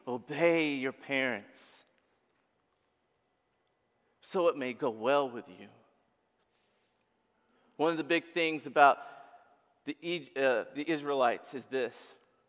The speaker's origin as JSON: {"language": "English", "country": "Uganda", "moved": "yes", "said": "I come from Uganda."}